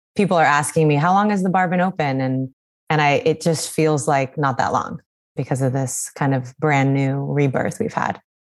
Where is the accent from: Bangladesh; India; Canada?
Canada; British Columbia; now in New York, United States; growing up growing up in British Columbia